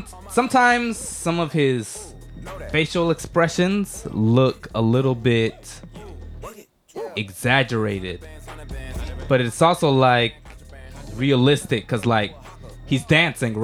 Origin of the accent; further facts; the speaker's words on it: Douglasville, Georgia, United States; moved away as an adult; now in Japan; I'm also from Atlanta. I'm putting air quotes up. Shout out Douglasville. I'm OTP.